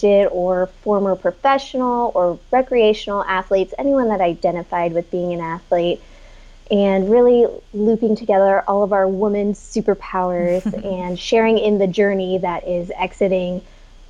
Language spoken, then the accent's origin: English; El Dorado Hills, California, United States; also born or lived in Folsom, California; I grew up in El Dorado Hills, kind of the outskirts